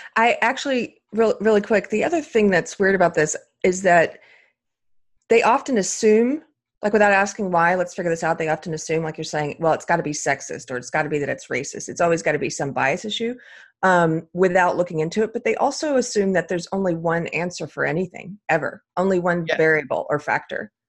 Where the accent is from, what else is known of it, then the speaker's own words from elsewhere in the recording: South Carolina, United States; now in Texas, United States; I'm actually not from Texas. I'm from South Carolina.